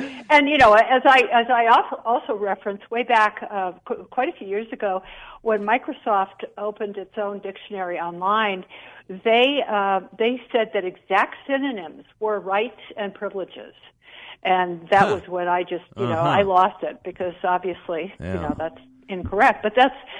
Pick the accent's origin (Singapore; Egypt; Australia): Singapore; also born or lived in Jamaica; I grew up in Singapore and Jamaica. And in Singapore, I learned the King's English.